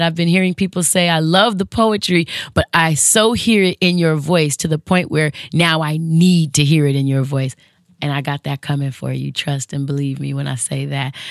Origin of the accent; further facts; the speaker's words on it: West Coast, United States; the West Coast chick in me